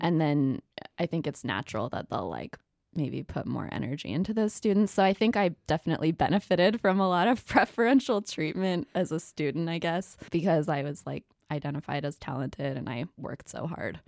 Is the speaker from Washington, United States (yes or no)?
no; Ketchum, Idaho, United States; I am from Ketchum, Idaho. It's where the Sun Valley Ski Resort is. Really small town